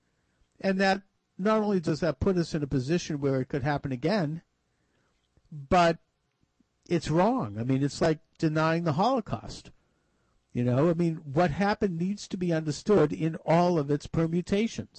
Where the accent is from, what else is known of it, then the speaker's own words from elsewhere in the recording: Boston, Massachusetts, United States; here in my hometown of Boston